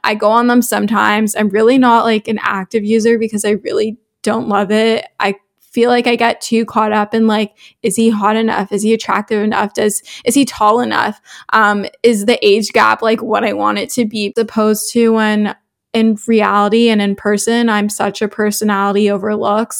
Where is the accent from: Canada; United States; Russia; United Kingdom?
Canada; Toronto, Ontario; I'm twenty-one years old from Toronto, Canada, so I'm a Canadian, but my family is actually originally from South Africa